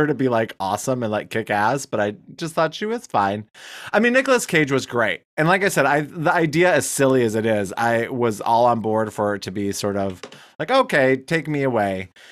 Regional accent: United States; also born or lived in Wyoming / Billings, Montana; now in Michigan, United States; I grew up in Wyoming, in Billings, Montana

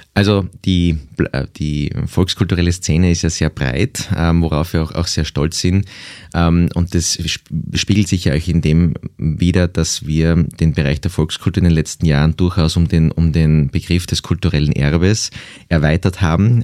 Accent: Graz, Styria, Austria; ich bin ja in der Stadt aufgewachsen, in Graz

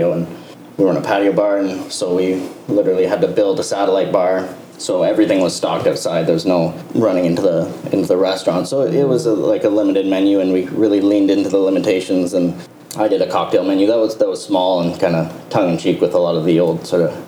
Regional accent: Kingston, Ontario, Canada; moved away; we're both from Kingston

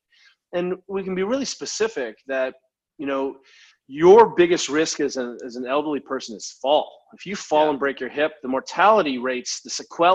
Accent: United States; being an American

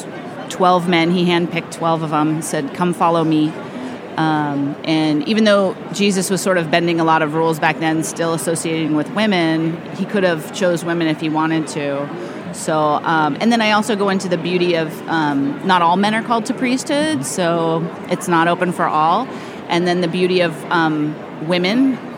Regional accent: Ventura, California, United States; I'm from Ventura

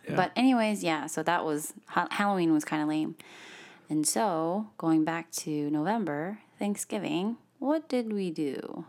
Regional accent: South Korea; first language English; It actually is, but I'm from Korea, so.

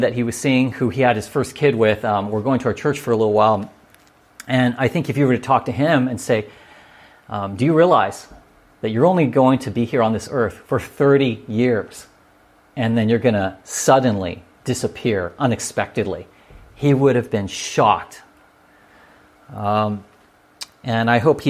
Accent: La Palma, California, United States; where I grew up in La Palma, California

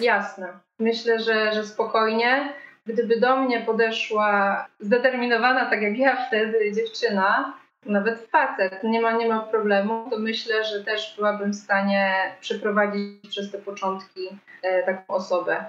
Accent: Krasne, Subcarpathian Voivodeship, Poland; moved away as an adult; now in Kraków, Poland; ja pochodzę z małego miasta na Podkarpaciu, z Krasna, ale wyjechałam tutaj do Krakowa na studia

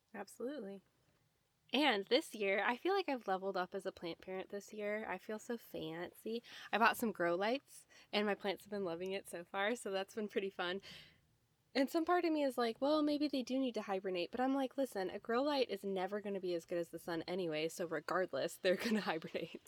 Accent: Midwest, United States; I'm from the Midwest

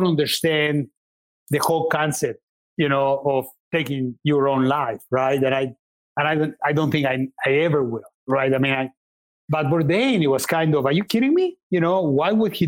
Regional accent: Mexico; moved away; I'm Mexican. I was born in Mexico, and I love Mexican food

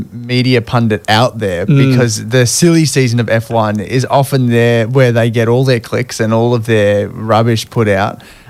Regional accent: Australia; as an Australian

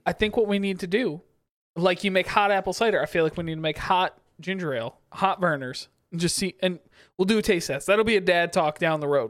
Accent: Kalamazoo, Michigan, United States; now in Detroit, United States; I grew up in Kalamazoo

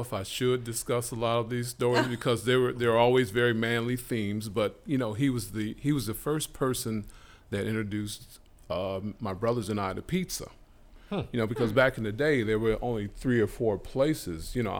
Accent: Detroit, Michigan, United States; I grew up in Kona Gardens, and, you know, we had a pretty stable neighborhood.

